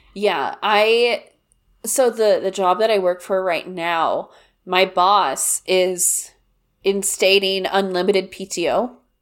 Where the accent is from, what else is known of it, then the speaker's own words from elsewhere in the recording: Kansas, United States; I grew up in Kansas